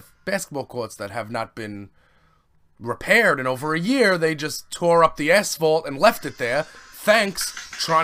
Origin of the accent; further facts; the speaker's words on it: New York City, New York, United States; now in Staten Island, United States; that's in Canarsie, and I was like, he's from my old hood